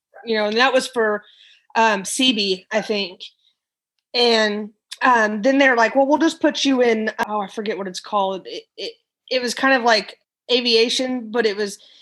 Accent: Missouri, United States; moved away as an adult; also born or lived in Texas; now in Florida, United States; I am actually from Missouri and I'm a transplant into Florida

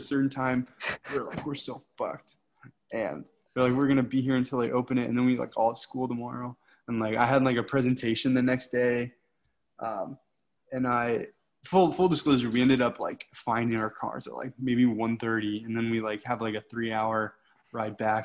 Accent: Michigan, United States; moved away as an adult; growing up in Michigan

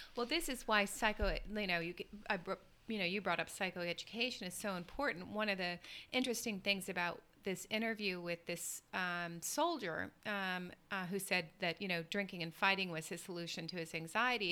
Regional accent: the South, United States; I grew up in the South in the U.S.

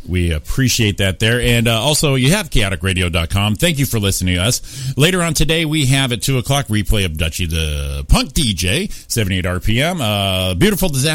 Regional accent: Waterbury, Connecticut, United States; also born or lived in Rancho Cucamonga, California; now in Southern California, United States; my hometown, Waterbury, Connecticut

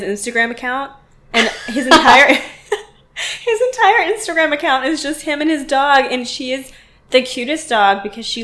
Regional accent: Pittsburgh, Pennsylvania, United States; I'm from Pittsburgh

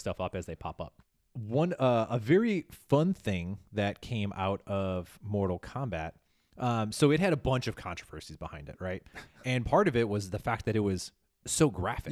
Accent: Chicago, Illinois, United States; my hometown of Chicago.

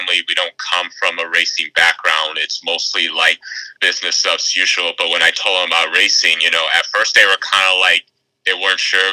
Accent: Grosse Pointe, Michigan, United States; I'm from Grosse Pointe, Michigan

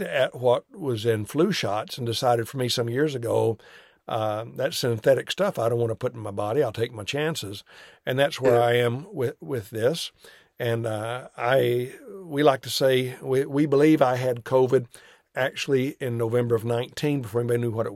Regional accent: United States

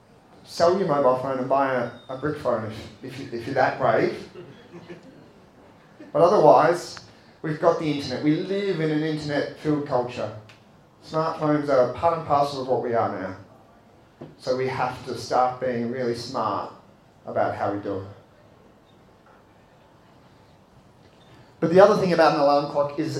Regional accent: Australia; As young Australian Catholics

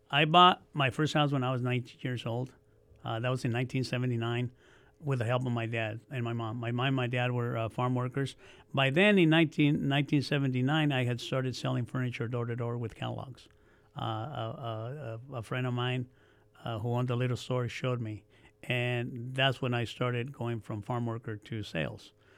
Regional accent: Oxnard, California, United States; also born or lived in Mexico / Yuma, Arizona; we came to Oxnard because my dad was a farm worker. We came from Arizona. I was born in Mexico

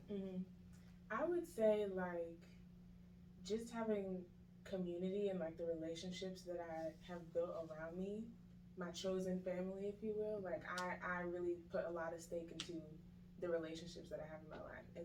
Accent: Long Island, New York, United States; now in Georgia, United States; I'm originally from Long Island, New York, but I've been here about like 20 years of my life, so I'm a Georgian now.

